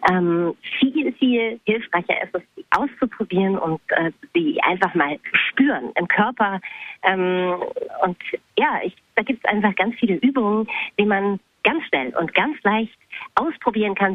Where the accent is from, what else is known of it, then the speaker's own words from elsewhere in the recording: Bochum, North Rhine-Westphalia, Germany; born there; ich bin in Bochum geboren, aber ich war da eigentlich nie.